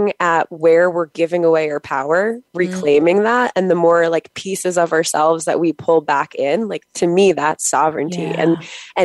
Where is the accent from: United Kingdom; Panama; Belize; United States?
United States; Long Island, New York; I'm from New York on Long Island.